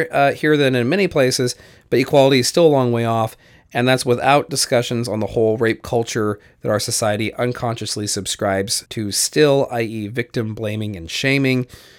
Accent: Canada; I am Canadian, and so my health care is covered.

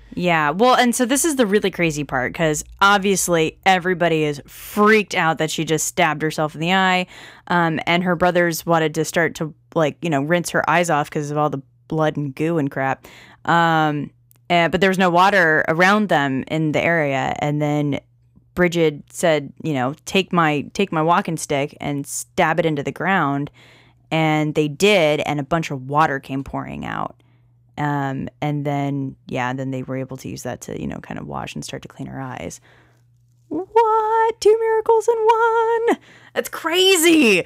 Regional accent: United States; I call myself an Anglo-Saxon American.

